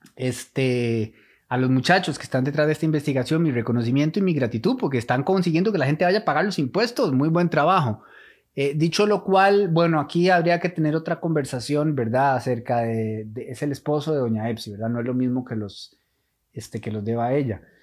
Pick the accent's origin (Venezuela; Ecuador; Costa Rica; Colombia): Costa Rica; como costarricenses